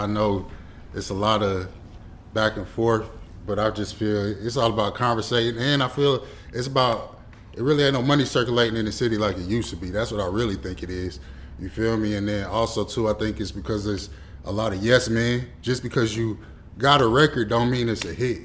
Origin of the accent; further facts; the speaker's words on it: Atlanta, Georgia, United States; moved away as an adult; also born or lived in Detroit, Michigan / Cincinnati, Ohio; I was born in the D. Okay. I was raised out here in Atlanta, on the north side to be exact